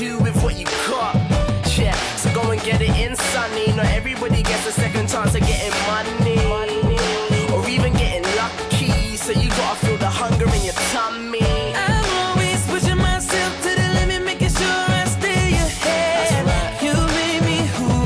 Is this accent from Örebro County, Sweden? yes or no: yes; Örebro, Örebro County, Sweden; So that's my hometown. That's my hometown's big club in the Swedish Allsvenskan.